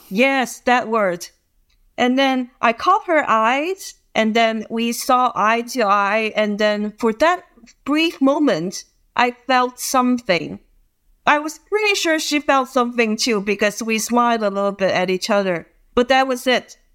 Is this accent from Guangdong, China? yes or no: yes; Guangzhou, Guangdong, China; I'm from Guangzhou, China.